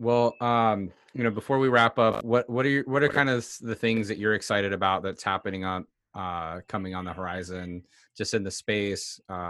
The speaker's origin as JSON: {"language": "English", "town": "Seattle", "region": "Washington", "country": "United States", "said": "We're both from Seattle. We're around the same age."}